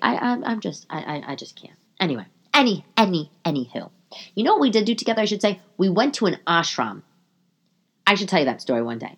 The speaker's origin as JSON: {"language": "English", "town": "New York City", "region": "New York", "country": "United States", "said": "I'm from Staten Island"}